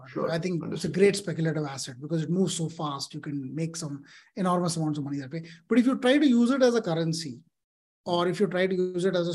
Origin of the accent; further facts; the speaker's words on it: Delhi, India; I grew up in Delhi.